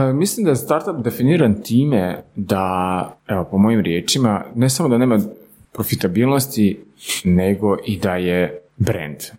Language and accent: Croatian; Slavonski Brod, Brod-Posavina County, Croatia; moved away as an adult; now in Zagreb, Croatia; mi smo iz Slavonskog broda, jel? Tu smo u Zagrebu već na jedno 10 plus godina.